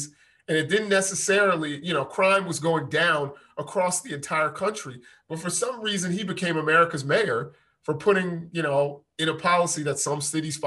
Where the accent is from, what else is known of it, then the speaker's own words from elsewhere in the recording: New York, United States; I'm from Spanish Harlem, which is different than, you know, West Harlem